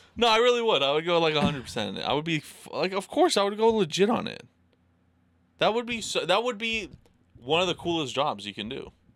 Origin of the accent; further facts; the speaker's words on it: Idaho, United States; I'm from Idaho